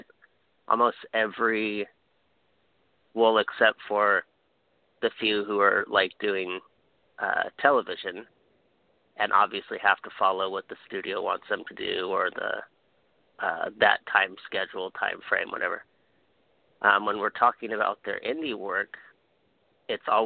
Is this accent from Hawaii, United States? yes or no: yes; Hawaii, United States; I'm from Hawaii